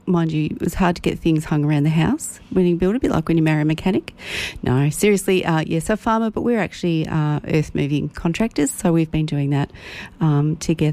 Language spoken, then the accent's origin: English; Ruffy, Victoria, Australia; also born or lived in Euroa; I'm born and bred in Ruffy, and then married the guy down the road and stayed around.